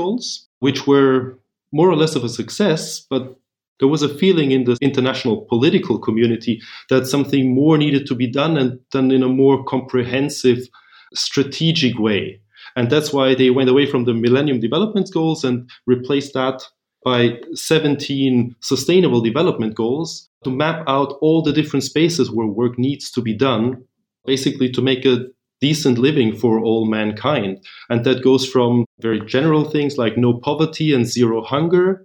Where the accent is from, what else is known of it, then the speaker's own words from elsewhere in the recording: Vienna, Austria; also born or lived in Berlin, Germany / Washington, D.C., United States; I'm originally from Vienna